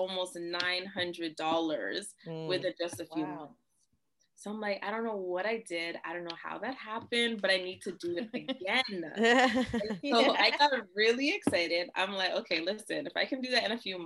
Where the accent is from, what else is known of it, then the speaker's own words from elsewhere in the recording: Toronto, Ontario, Canada; I'm from Toronto